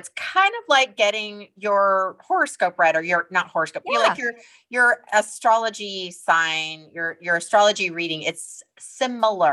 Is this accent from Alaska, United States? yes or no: yes; Alaska, United States; also born or lived in Los Angeles, California; we were raised in Alaska for most of our lives, we were both born in Los Angeles